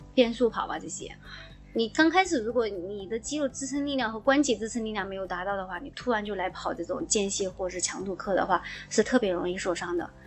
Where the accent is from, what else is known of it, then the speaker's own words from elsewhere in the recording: Guizhou, China; 我推荐一下大家去我的家乡旅游 因为贵州其实是一个旅游的好地方